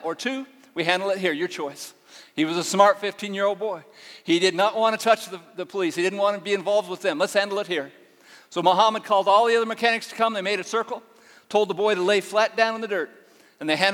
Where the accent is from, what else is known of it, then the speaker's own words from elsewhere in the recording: Northern California, United States; moved away as an adult; now in Uganda; I grew up in Northern California on a dairy farm